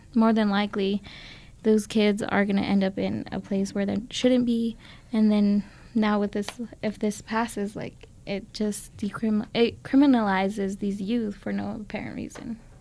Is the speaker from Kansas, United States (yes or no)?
no; Las Vegas, New Mexico, United States; moved away as an adult; now in Albuquerque, United States; I grew up in Las Vegas, New Mexico